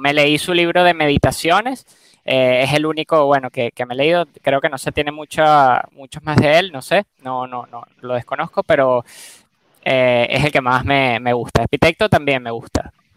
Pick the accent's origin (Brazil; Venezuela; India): Venezuela; yo nací obviamente en Venezuela